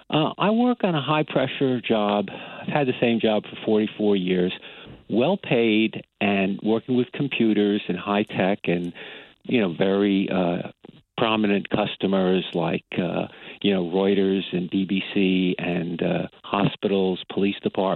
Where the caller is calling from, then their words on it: Brookhaven, New York, United States; I'm calling from Brookhaven in Long Island.